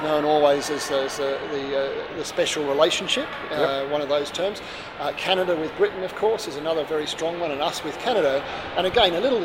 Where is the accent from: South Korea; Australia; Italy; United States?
Australia; as an Australian